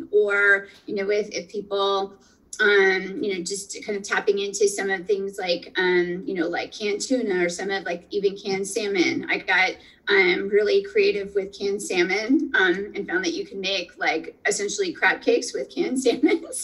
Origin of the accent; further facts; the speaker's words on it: northeastern Pennsylvania, United States; moved away; I'm originally from Pennsylvania. So I'm going to say pizza, um, and and good pizza from from home, from northeastern Pennsylvania.